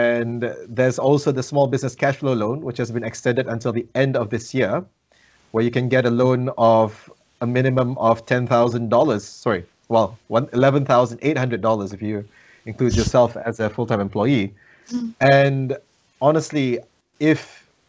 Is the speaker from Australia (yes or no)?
no; Malaysia; now in New Zealand; I'm a migrant in this country. I'm originally from Malaysia